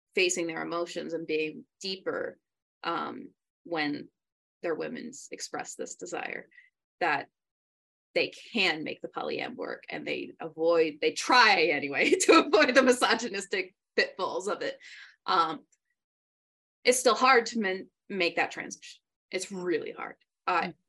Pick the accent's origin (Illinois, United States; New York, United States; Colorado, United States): New York, United States; moved away; also born or lived in San Antonio, Texas; growing up in New York